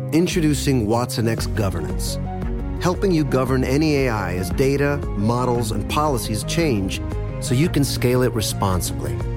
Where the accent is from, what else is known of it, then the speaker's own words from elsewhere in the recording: Chicago, Illinois, United States; I was born and raised in Chicago